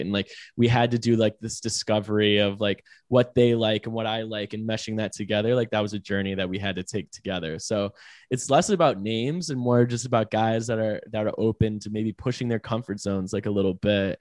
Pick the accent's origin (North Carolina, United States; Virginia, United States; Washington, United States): North Carolina, United States; Raleigh; I'm from Raleigh, like, Uh, I'd say Raleigh is not really, like, a fashion capital